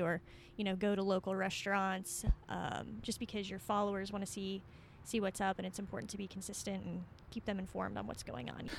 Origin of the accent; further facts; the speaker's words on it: Kentucky, United States; We're born and raised in Kentucky